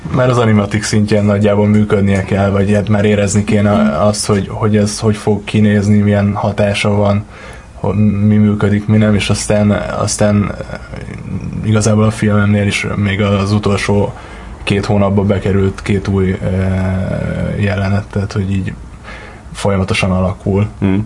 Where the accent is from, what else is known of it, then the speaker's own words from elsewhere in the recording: Gödöllő, Pest, Hungary; also born or lived in Miskolc / Budapest; Gödöllőn nőttem fel